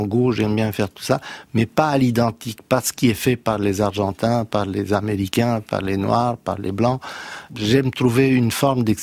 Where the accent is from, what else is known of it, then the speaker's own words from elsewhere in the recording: Romania; born there; moi j'ai un passé différent parce que je suis né dans la Roumanie communiste et le jazz était interdit.